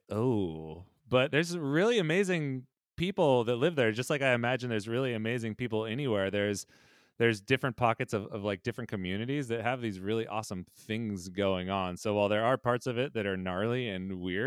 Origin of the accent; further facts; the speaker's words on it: Modesto, California, United States; my hometown of Modesto, California